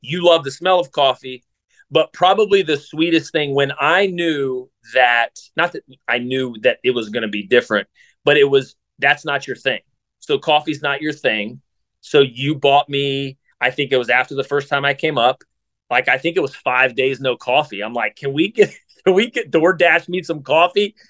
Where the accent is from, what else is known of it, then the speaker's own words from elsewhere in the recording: south of Columbus, Ohio, United States; I grew up in Ohio, so I'm an Ohio guy too. Grew up in south of Columbus